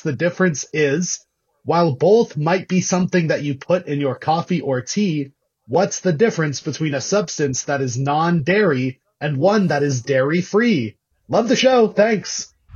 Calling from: San Francisco, California, United States; I'm calling from San Francisco, California.

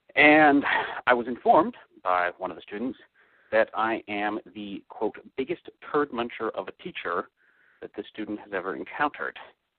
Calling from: Maryland, United States; from Maryland, and I have been teaching college physics.

